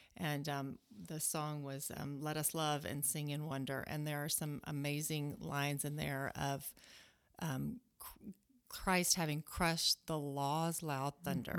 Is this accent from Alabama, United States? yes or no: yes; Alabama, United States; moved away as an adult; now in Fremont, Nebraska, United States; I am a Southerner. I grew up in Alabama